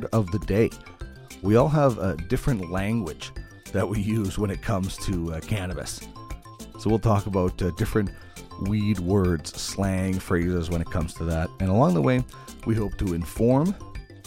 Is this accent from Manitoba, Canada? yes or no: yes; Brandon, Manitoba, Canada; moved away as an adult; also born or lived in Red Deer / Regina; now in Edmonton, Canada; Started out in television in Brandon, Manitoba, my hometown